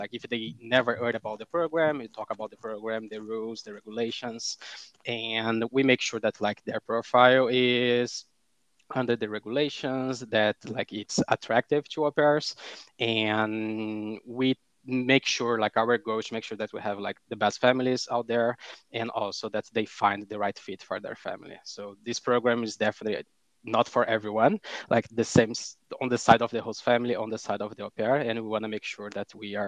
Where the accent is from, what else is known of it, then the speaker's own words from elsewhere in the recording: Brazil; moved away as an adult; also born or lived in North Dakota; now in United States; I'm also not from the US, so I'm originally from Brazil